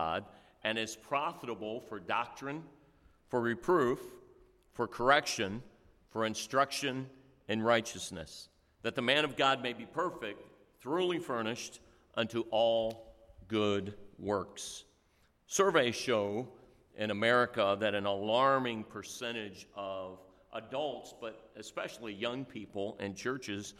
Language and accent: English; born in Cleveland, Ohio, Midwest, United States; moved away as an adult; also born or lived in Indiana; now in Dover, Delaware, United States; I grew up in the Midwest, and I was born in Cleveland, Ohio, and then went to Indiana and worked there for over 30 years.